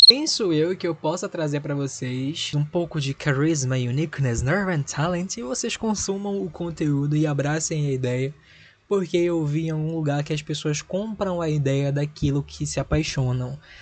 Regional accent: Recife, Pernambuco, Brazil; sou de Recife

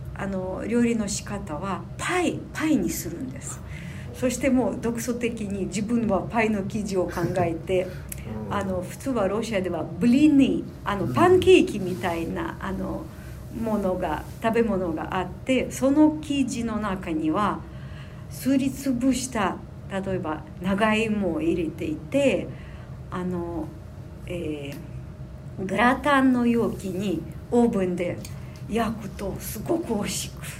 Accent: Sumy, Sumy Oblast, Ukraine; Japanese is a second language; moved away as an adult; also born or lived in Moscow, Russia; now in Minato, Tokyo, Japan; 私生まれた穀倉地帯で生まれていてずっとあの農業の仕事に憧れていましたそのためにはあの18歳になってウクライナのスミ市の高校を卒業してモスクワに行って

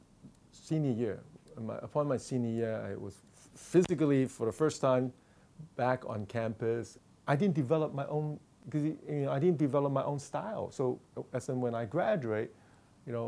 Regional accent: Hong Kong; moved away; I grew up in Hong Kong

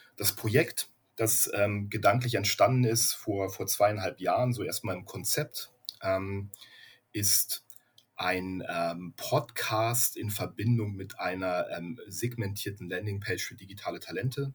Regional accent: Berlin, Germany; moved away as an adult; now in Gütersloh, Germany; ich bin gebürtiger Berliner

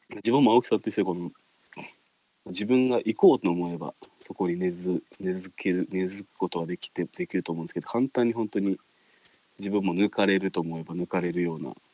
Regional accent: Ishigaki, Okinawa, Japan; 自分石垣で生まれて石垣で育ってる

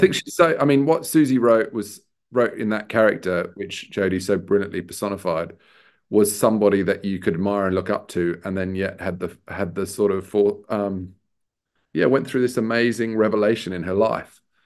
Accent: Sydney, New South Wales, Australia; moved away; also born or lived in Newcastle, New South Wales; I'm Australian. Um, I was born in a, a, a mining town north of Sydney, um, also called Newcastle. uh, and, um, brought up in Sydney.

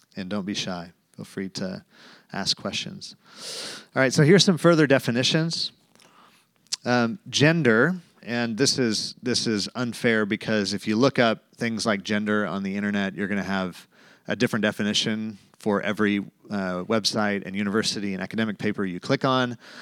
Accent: Tulsa, Oklahoma, United States; moved away; I grew up in Tulsa, Oklahoma, went to Jinx High School

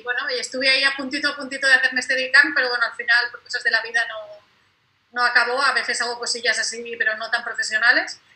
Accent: Spain; also born or lived in Catalonia; soy mallorquina y catalana

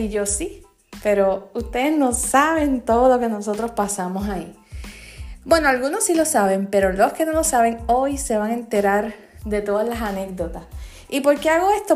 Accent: Comerío, Puerto Rico; en mi pueblo, en Comerío

